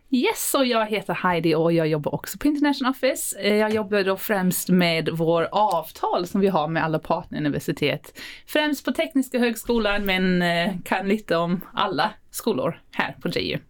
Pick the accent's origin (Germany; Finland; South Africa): South Africa; now in Sweden; jag eh, är född och uppvuxen i Sydafrika. Men nu har jag bott i Sverige hälften av mitt liv